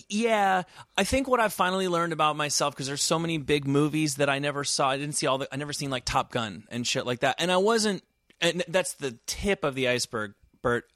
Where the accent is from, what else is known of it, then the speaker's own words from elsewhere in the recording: New Jersey, United States; moved away as an adult; also born or lived in New York City / Oxford / Santa Barbara; I'm from New Jersey.